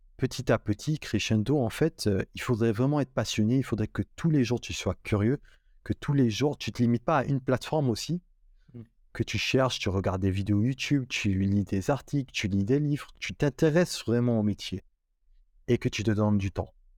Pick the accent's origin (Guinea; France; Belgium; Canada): Guinea; moved away as an adult; now in Morocco; j'ai grandi en Guinée-Conakry, en Afrique de l'Ouest